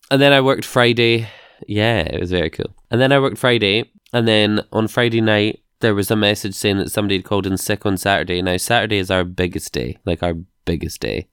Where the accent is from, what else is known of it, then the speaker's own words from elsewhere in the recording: United Kingdom; We're British